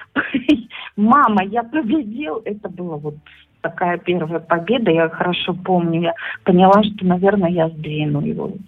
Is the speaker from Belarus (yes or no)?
yes; Belarus; moved away as an adult; also born or lived in Lithuania; now in Slovakia; из Белоруссии